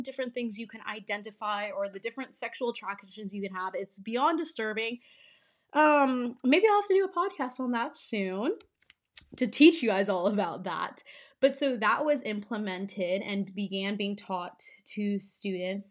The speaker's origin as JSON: {"language": "English", "region": "California", "country": "United States", "tie": "born or raised there", "said": "growing up in California, I spent 4 years of high school playing in CIF"}